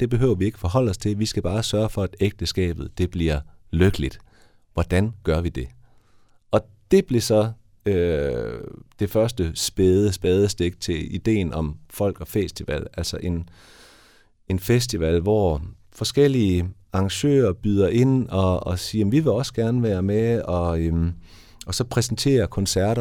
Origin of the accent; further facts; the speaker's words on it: Haderslev, Southern Denmark, Denmark; moved away as an adult; also born or lived in Vojens / Copenhagen; now in Esbjerg, Denmark; Jeg er oprindeligt fra Haderslev. Så jeg er gået ned i Vojens der og opvokset i Haderslev, men flyttet til Esbjerg